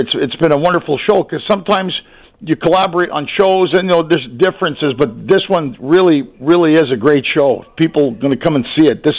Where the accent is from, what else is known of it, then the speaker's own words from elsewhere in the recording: Canada; now in United States; I'm originally a Canadian who loved Canada so much she moved to America.